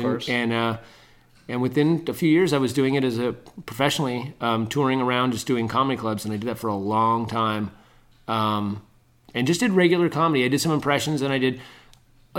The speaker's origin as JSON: {"language": "English", "area": "Bay Area", "region": "California", "country": "United States", "said": "I'm from the Bay Area."}